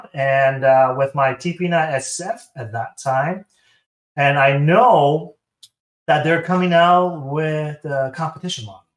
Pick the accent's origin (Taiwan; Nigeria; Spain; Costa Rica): Taiwan; moved away as an adult; I am from Taiwan. So Taiwan, and I moved here in 2013.